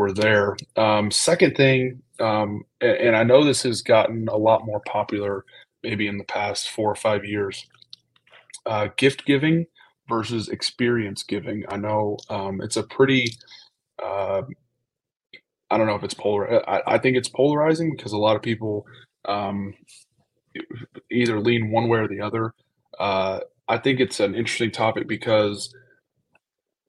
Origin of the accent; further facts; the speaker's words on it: Georgia, United States; moved away as an adult; now in Buffalo, United States; growing up in Georgia